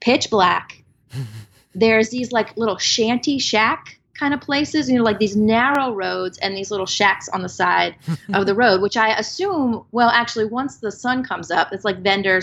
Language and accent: English; South Louisiana, United States; moved away as an adult; now in Austin, United States; growing up in South Louisiana, I thought everybody was Roman Catholic